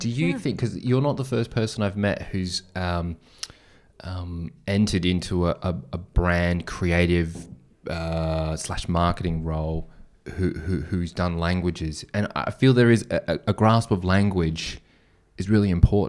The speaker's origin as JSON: {"language": "English", "country": "Australia", "said": "I'm from Australia"}